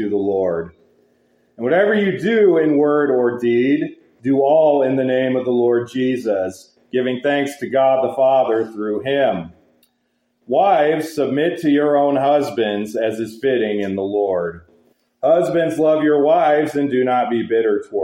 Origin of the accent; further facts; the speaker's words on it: Wyoming, United States; growing up in Wyoming, as I did